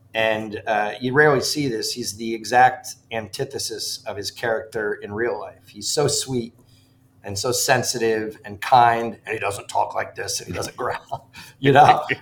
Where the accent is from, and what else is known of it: Ridgefield, Connecticut, United States; born or raised there; moved away